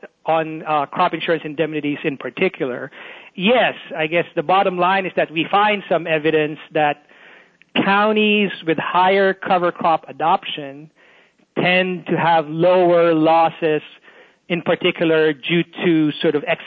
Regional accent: Philippines; moved away as an adult; also born or lived in South Carolina, United States / Illinois, United States / Texas, United States; now in North Carolina, United States; Born in the Philippines, so I'm from the Philippines originally

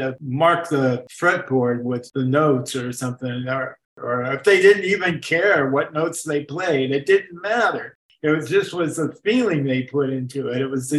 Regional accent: Vallejo, California, United States; also born or lived in San Francisco; Right. Yeah, I was from Vallejo. I didn't meet Michael until I'd moved to San Francisco.

